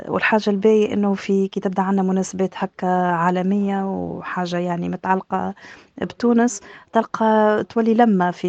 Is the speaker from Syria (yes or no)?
no; Tunisia; now in Australia; كتونسية بدرجة أولى نشجع بلادي ونشجع تونس